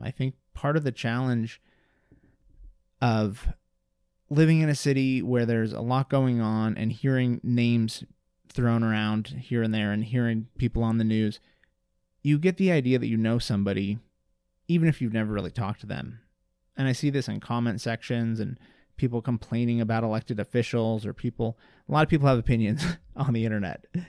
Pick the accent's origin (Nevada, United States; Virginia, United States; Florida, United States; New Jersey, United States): Nevada, United States; Reno; also born or lived in Las Vegas / Oakland; I was born and raised here in Reno.